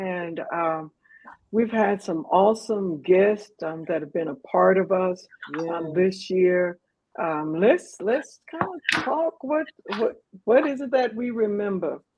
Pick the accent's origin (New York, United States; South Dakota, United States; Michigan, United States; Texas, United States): Texas, United States; we're from Texas